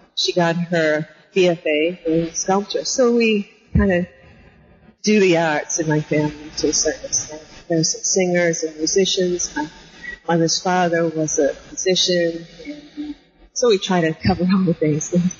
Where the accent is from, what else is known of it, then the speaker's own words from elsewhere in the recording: New Bedford, Massachusetts, United States; I grew up in Massachusetts uh, on the on the coast in New Bedford, Mass